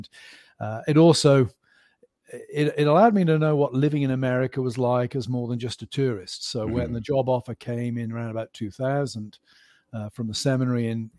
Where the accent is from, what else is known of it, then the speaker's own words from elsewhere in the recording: England, United Kingdom; also born or lived in Aberdeen; now in Grove City, United States; I grew up in England, went to college at the University of Cambridge.